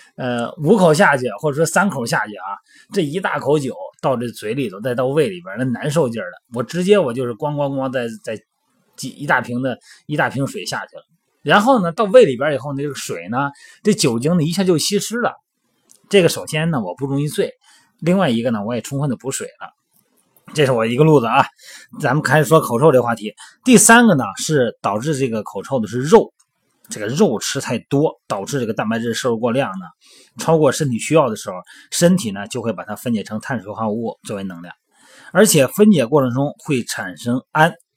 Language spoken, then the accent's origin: Chinese; Shandong, China; moved away; 像我老家山东的啊